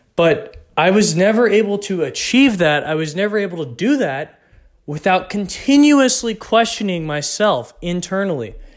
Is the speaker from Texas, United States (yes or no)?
yes; Texas, United States; I grew up in Texas.